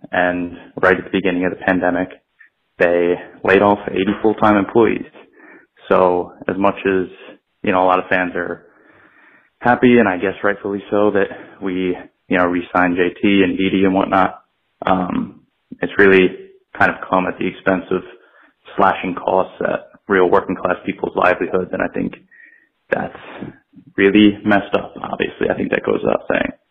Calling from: New York City, New York, United States; I'm calling from Brooklyn, New York, and I'm a Phillies fan.

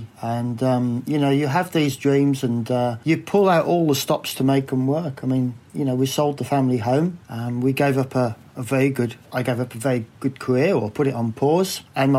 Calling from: Lyttelton, Canterbury, New Zealand; I'm calling from Lyttelton, down in South Island. And I live fairly close to the sea. I've got a view from the house over the harbour.

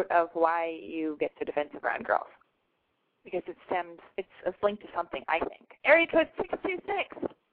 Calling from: Rancho Cucamonga, California, United States; I'm calling from Rancho Cucamonga, California

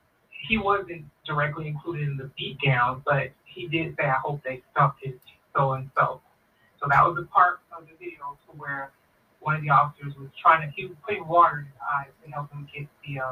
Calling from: San Bernardino, California, United States; This is …, and I'm calling from San Bernardino, California.

